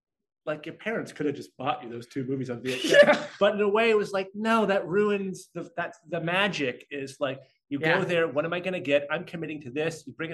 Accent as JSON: {"language": "English", "town": "Portland", "region": "Oregon", "country": "United States", "tie": "born or raised there", "said": "growing up in Portland, Oregon"}